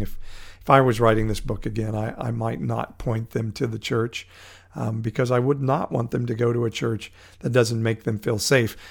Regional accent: Fresno, California, United States; my hometown of Fresno

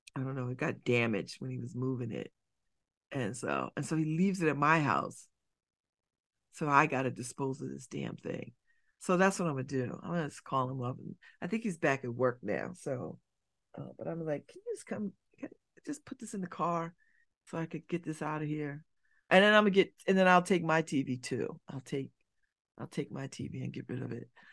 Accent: Connecticut, United States; I'm from Connecticut

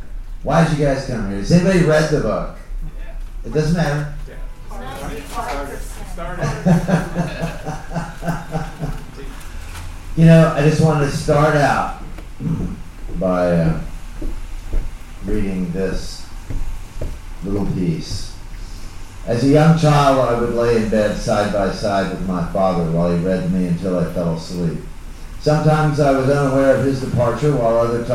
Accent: Dallas, Texas, United States; I grew up in Dallas, Texas in the 1960s

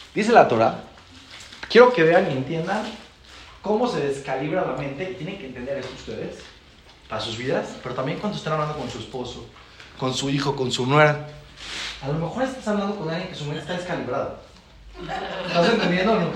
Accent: Mexico; venimos de México

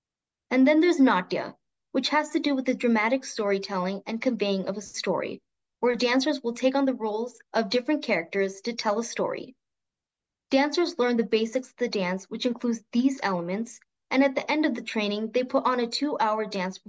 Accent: New Mexico, United States; first language Tamil; English is a second language; As an Indian born and brought up in the United States, and specifically New Mexico, where the Indian population is significantly low, learning Bharatanatyam has allowed me to keep in touch with my roots.

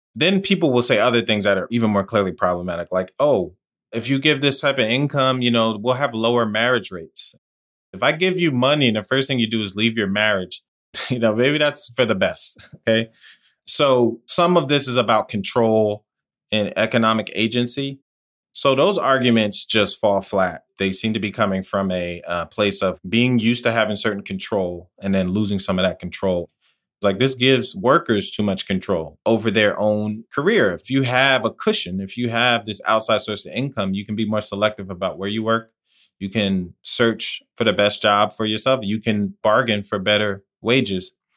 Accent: New Jersey, United States; also born or lived in Washington, D.C.; growing up in New Jersey where I lived

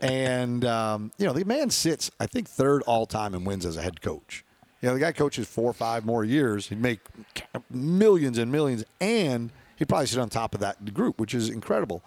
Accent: New York, United States; we're from New York

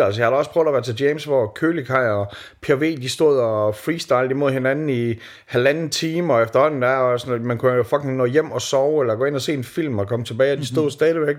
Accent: Skanderborg, Central Denmark Region, Denmark; moved away; da jeg voksede op i Skanderborg

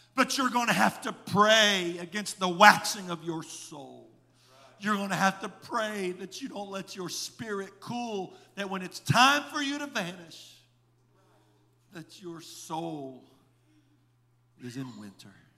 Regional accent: Indiana, United States; moved away; I was raised in Indiana

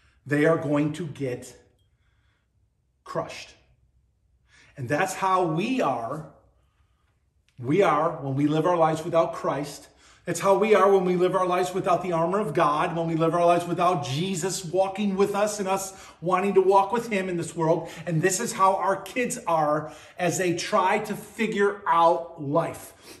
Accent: Buffalo, New York, United States; When I was a kid growing up on Hurdle Avenue in Buffalo, New York

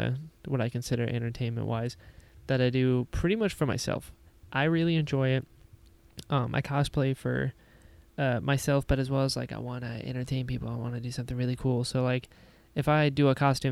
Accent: North Carolina, United States; I'm from North Carolina. We don't enunciate at all

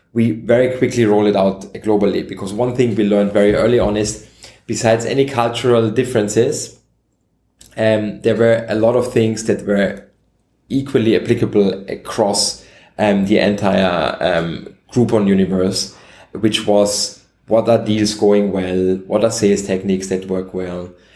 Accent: Vienna, Austria; I'm native Austrian. I was born and raised in Vienna

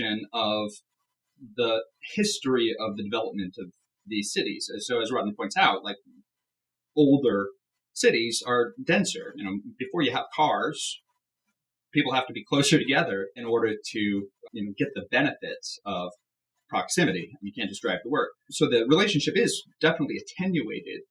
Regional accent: Marshalltown, Iowa, United States; my hometown, Marshalltown, Iowa

